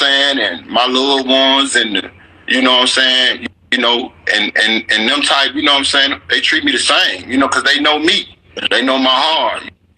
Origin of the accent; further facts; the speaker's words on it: Memphis, Tennessee, United States; growing up in Orange Mound